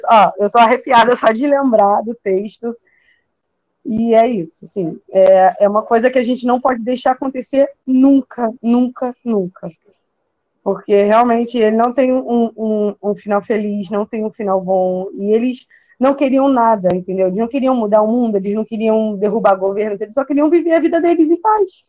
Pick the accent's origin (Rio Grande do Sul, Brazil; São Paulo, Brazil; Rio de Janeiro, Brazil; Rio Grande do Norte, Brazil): Rio de Janeiro, Brazil; eu sou do Rio